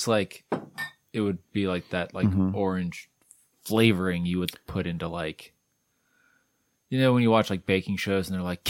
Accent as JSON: {"language": "English", "town": "Cleveland", "region": "Ohio", "country": "United States", "said": "I'm from Cleveland"}